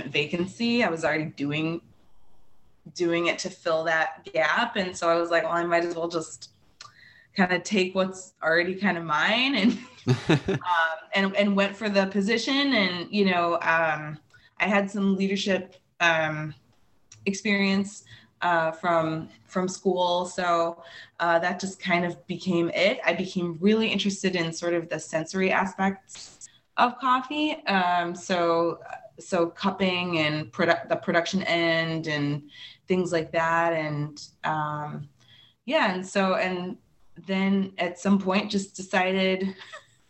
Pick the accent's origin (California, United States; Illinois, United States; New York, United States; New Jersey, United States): Illinois, United States; Chicago; now in Milwaukee, United States; I'm originally from Chicago